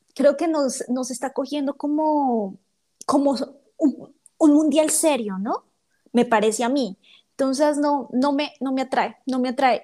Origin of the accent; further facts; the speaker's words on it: Bogotá, Colombia; accent: rolo; yo no soy paisa, yo soy rola